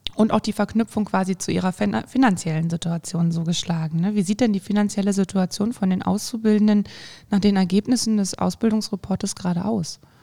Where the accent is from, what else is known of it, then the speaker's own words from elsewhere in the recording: Thuringia, Germany; bei uns in Thüringen, in Erfurt, in Jena, in Weimar